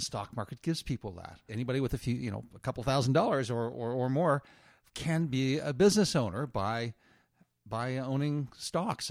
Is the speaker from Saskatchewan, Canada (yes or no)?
no; Moncton, New Brunswick, Canada; also born or lived in Nova Scotia; I was born in Nova Scotia and grew up mostly in Moncton, New Brunswick.